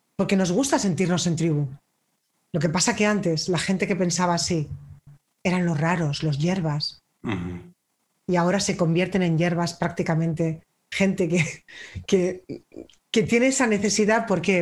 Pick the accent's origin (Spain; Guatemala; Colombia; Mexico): Spain; yo soy española